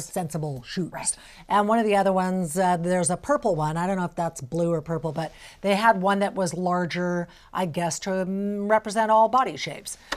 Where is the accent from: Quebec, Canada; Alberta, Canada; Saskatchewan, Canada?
Alberta, Canada; now in British Columbia, Canada; I'm from Alberta. That's kind of my home weather